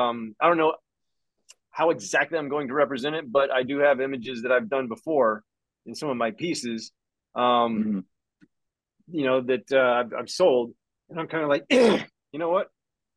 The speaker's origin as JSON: {"language": "English", "region": "Florida", "country": "United States", "tie": "born or raised there", "said": "different characters and stuff from, you know, growing up in Northwest Florida and shit, combining them"}